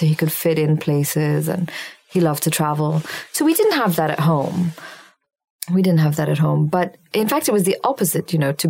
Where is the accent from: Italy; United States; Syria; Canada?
Syria; when I was a child growing up in Syria, in the first grade, we started language lessons